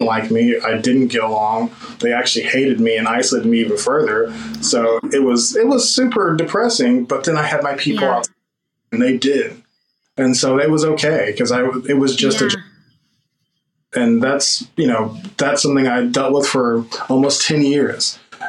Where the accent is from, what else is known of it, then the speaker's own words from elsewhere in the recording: Oklahoma, United States; We're from the South, like, you know, or where you call the South or the Midwest or the whatever you call Oklahoma.